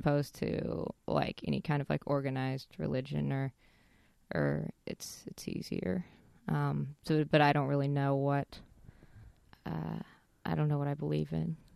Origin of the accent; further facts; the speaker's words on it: Casper, Wyoming, United States; now in Los Angeles, United States; I grew up in, uh, Casper, Wyoming